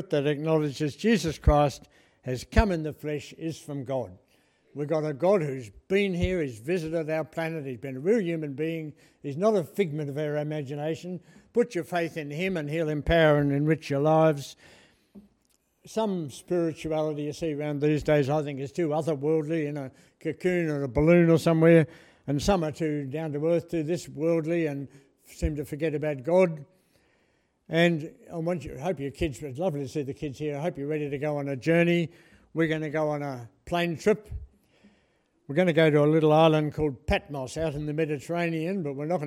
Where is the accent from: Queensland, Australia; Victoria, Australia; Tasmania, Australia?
Tasmania, Australia; Lower Barrington; I grew up in Lower Barrington, which is up the scrub that way